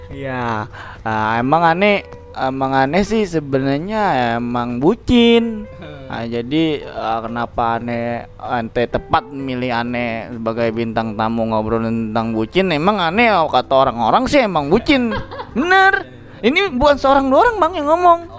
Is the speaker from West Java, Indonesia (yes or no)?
yes; Bojonggede, West Java, Indonesia; born there; Gua kan lahir ya di Bojonggede, Bang.